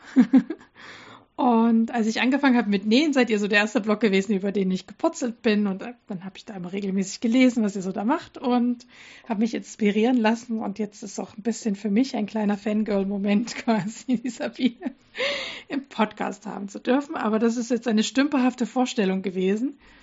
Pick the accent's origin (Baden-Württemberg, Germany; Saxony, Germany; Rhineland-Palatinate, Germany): Saxony, Germany; Dresden; moved away; in Dresden, meine Ursprungsstadt äh, quasi, wo ich herkomme